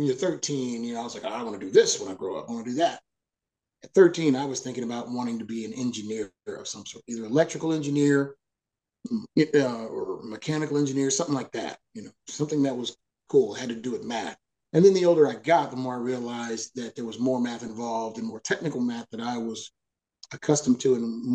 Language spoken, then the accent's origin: English; Dallas, Texas, United States; moved away as an adult; also born or lived in Nashville; now in East Texas, United States; growing up in Dallas